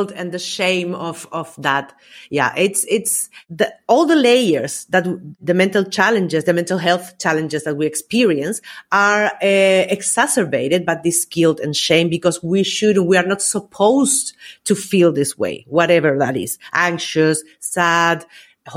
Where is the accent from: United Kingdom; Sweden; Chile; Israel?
Chile; Valparaíso; moved away as an adult; also born or lived in Austria; now in Spain; I'm from Chile originally, and I moved to Austria in 2010. And after almost 8 years, we decided to move to Spain